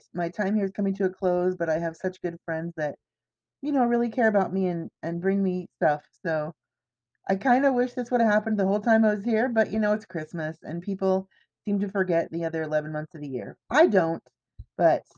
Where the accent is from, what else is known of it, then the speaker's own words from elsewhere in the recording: Everett, Washington, United States; moved away; growing up in Everett where everybody in my family was sick except for me